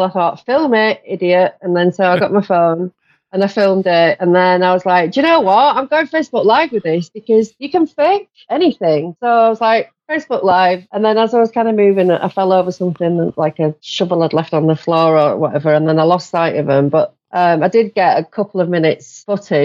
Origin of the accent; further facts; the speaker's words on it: Yorkshire and the Humber, United Kingdom; I'm from Yorkshire